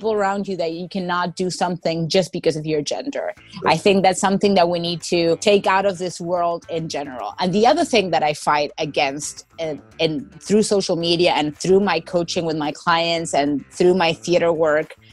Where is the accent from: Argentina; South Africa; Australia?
Argentina; now in United States; my growing up in Argentina